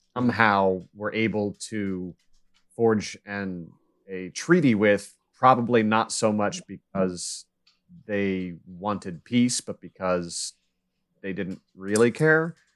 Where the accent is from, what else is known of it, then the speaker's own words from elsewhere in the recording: United States; I grew up in Kansas, Missouri